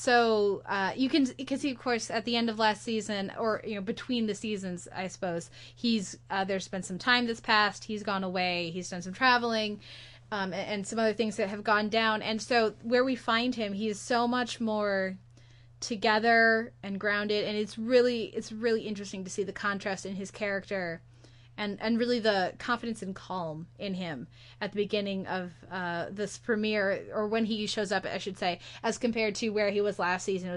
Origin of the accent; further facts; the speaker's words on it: United States; as an American